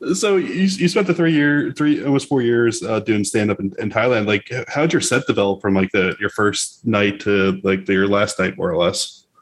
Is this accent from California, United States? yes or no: no; South Florida, United States; We're actually from South Florida